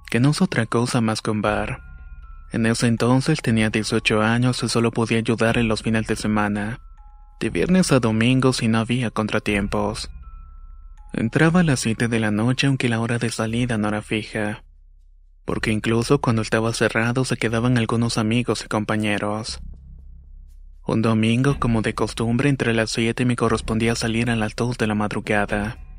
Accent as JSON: {"language": "Spanish", "region": "Yaracuy", "country": "Venezuela", "said": "soy de Venezuela, específicamente del estado Yaracuy. En mi región es normal escuchar historias de la Sayona"}